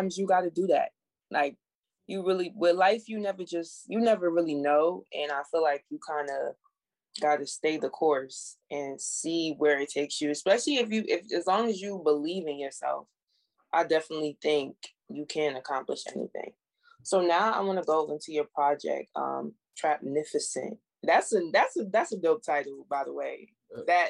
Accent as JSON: {"language": "English", "country": "Jamaica", "said": "I'm Jamaican"}